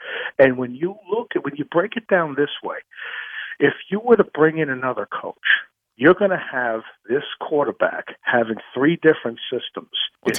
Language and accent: English; New York, United States; growing up in New York